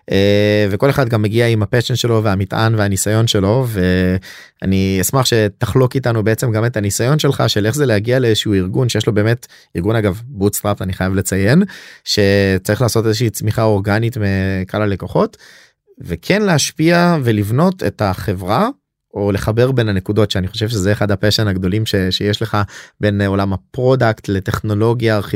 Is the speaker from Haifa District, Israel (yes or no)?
no; Yavne, Central District, Israel; גדלתי ביבנה